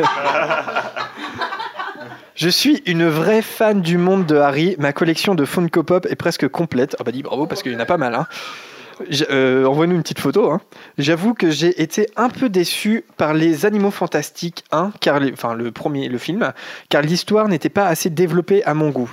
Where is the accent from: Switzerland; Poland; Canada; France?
France; Normandy; on n'est pas de Picardie, on vient de Caen, enfin, on enregistre à Caen, on est normand